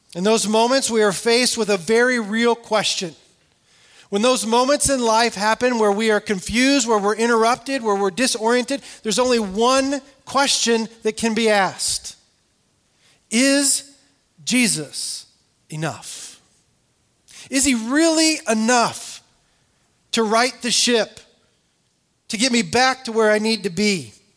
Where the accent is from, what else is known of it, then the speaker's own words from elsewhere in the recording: California, United States; I grew up in California